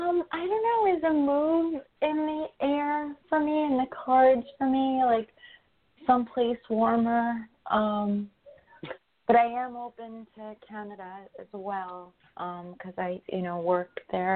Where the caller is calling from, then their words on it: New York, United States; I'm in New York.